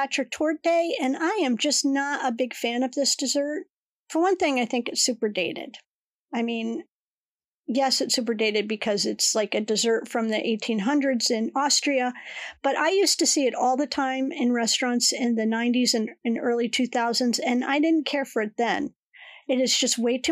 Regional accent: Connecticut, United States; the skating ponds where I grew up in Connecticut

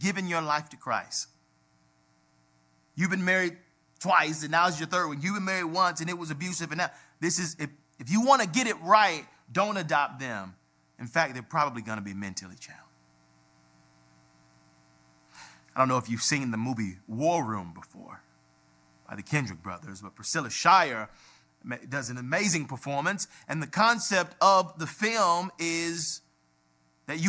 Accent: Atlanta, Georgia, United States; We grew up on Auburn Avenue, the birthplace of civil rights

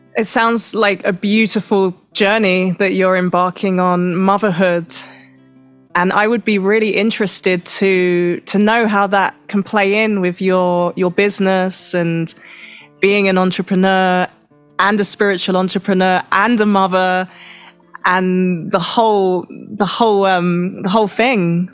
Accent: London, United Kingdom; now in Mexico; I'm from Europe. I'm from London

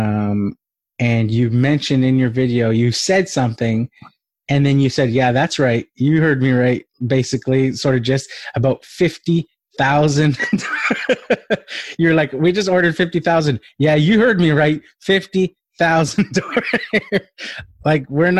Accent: Vancouver, British Columbia, Canada; I'm from Vancouver

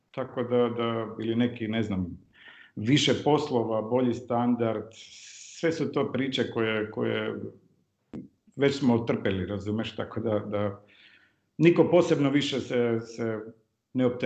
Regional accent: North Macedonia; ja sam rođen u, u Jugoslaviji, živeo sam u Firom, onda sad Sjeverna Makedonija

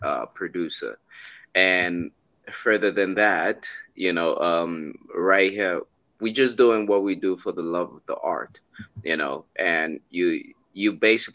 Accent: South Africa; I'm from South Africa.

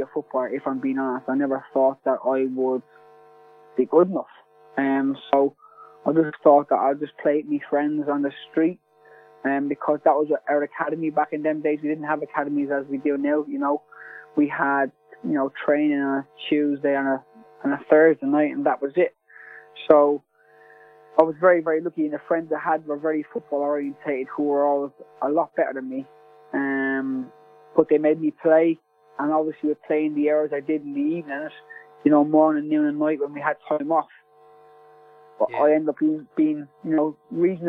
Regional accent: Ireland; being an Irish lad and supporting Celtic as much as I did when I was growing up

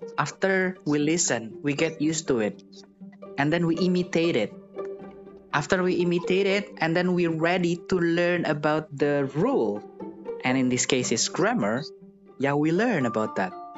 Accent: Indonesia; English is a second language; in Indonesia, we don't have a tenses

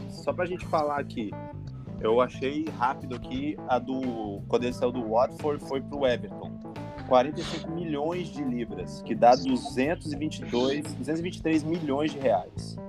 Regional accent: Espírito Santo, Brazil; o nosso papel como capixaba

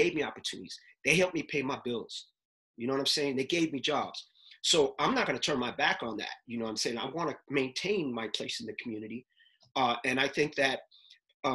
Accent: New York City, New York, United States; I'm from Uptown

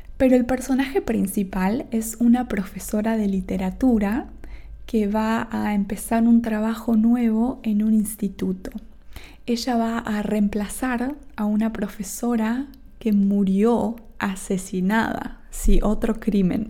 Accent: Argentina; Yo soy de Argentina, tengo un acento

